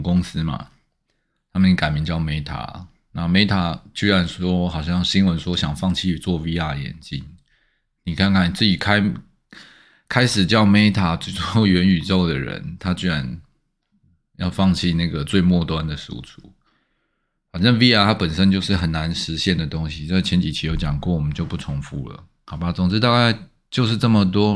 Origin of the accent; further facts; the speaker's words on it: Taiwan; 其实我们台湾人的眼界受限啊